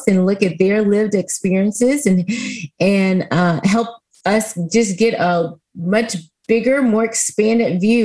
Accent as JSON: {"language": "English", "region": "Texas", "country": "United States", "tie": "born or raised there", "also_born_or_lived": "Houston, Texas", "said": "I am a Texan. I like to say born and bred. I live here in beautiful, balmy Houston, Texas"}